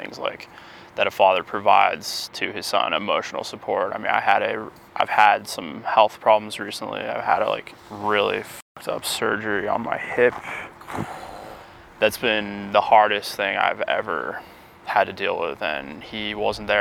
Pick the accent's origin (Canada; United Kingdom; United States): United States; Cedar Crest, New Mexico; moved away as an adult; also born or lived in upstate New York; I grew up in the East Mountains and went to school in Albuquerque